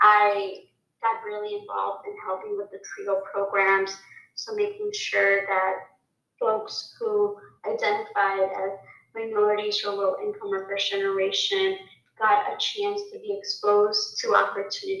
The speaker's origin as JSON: {"language": "English", "town": "Chicago", "region": "Illinois", "country": "United States", "tie": "born or raised there", "said": "how I grew up in Chicago"}